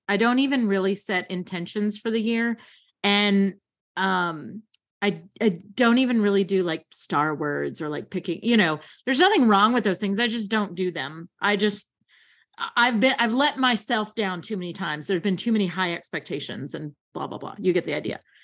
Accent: Kentucky, United States; I grew up in Kentucky

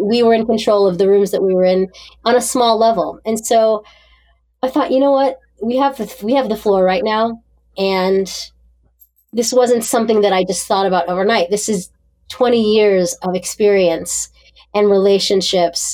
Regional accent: Pittsburgh, Pennsylvania, United States; moved away; I grew up in Pittsburgh, Pennsylvania

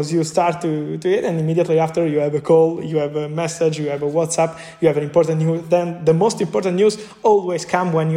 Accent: Naples, Campania, Italy; English is a second language; moved away as an adult; now in Milan, Italy; I am from Napoli. I left my family in Napoli, in Naples, another city here in Italy, when I was 18. I moved to Milano. I live alone

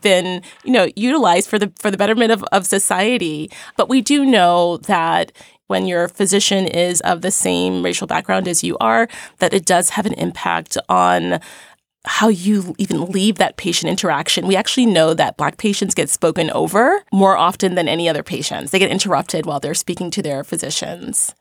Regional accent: New York City, New York, United States; I grew up in Crown Heights, Brooklyn

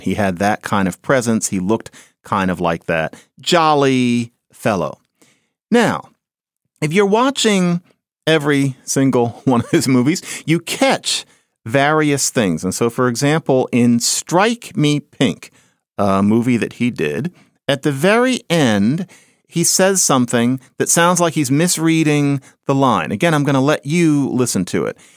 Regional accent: Philadelphia, Pennsylvania, United States; I grew up on Marion Lane in Philadelphia

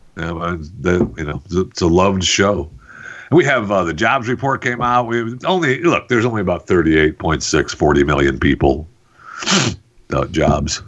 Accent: Saginaw, Michigan, United States; I'm from you know I was born in Saginaw

